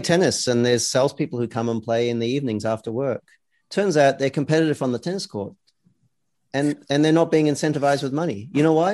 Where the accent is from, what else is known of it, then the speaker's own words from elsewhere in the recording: Australia; now in United States; I come from Australia, where we yeah. have a lot of socialist, you know, employment law.